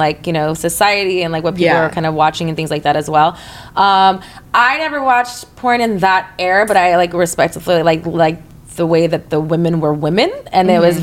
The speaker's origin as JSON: {"language": "English", "region": "Texas", "country": "United States", "moved": "yes", "said": "In my town, I'm from Texas"}